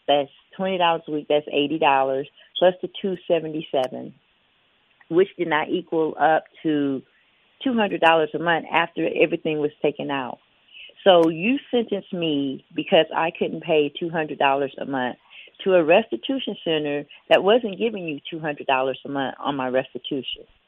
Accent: Biloxi, Mississippi, United States; I'm from Biloxi, Mississippi, which is about two and a half, three hours away.

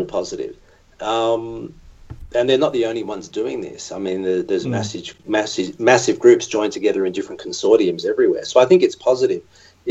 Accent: Australia; accent: Aussie; my Aussie accent

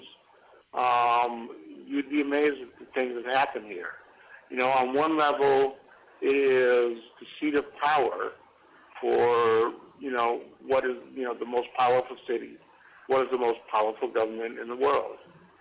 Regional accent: Michigan, United States; moved away as an adult; also born or lived in Cleveland, Ohio / Miami; now in Washington, D.C., United States; I was born in Cleveland, Ohio, and raised in Michigan.

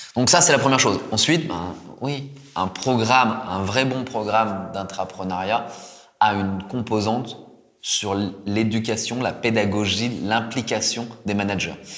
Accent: France; moved away as an adult; also born or lived in Japan; moi, en tant que Français

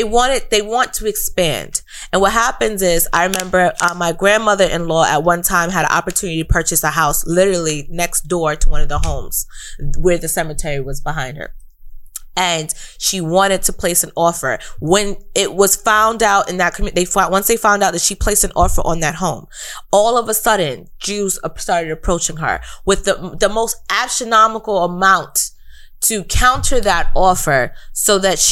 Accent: New York, United States; growing up in New York

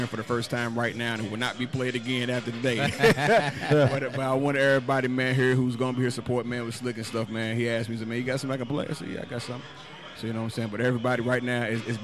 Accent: Louisville, Kentucky, United States; I grew up in the West End of Louisville

